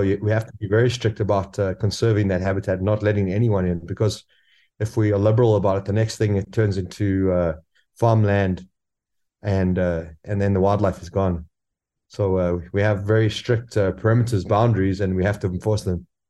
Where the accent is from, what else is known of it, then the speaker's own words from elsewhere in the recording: South Africa; moved away as an adult; also born or lived in Tanzania; I'm originally from South Africa and, uh, I finished school and went straight up to Tanzania